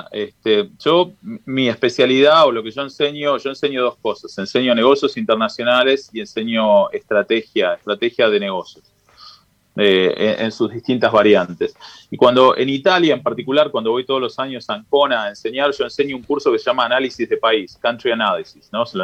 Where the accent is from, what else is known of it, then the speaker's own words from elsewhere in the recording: Argentina; empecé a hacer cosas que en Argentina, siendo argentino, no las podía hacer